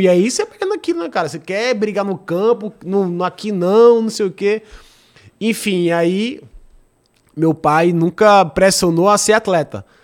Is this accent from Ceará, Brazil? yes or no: yes; Fortaleza, Ceará, Brazil; na minha cidade, onde eu cresci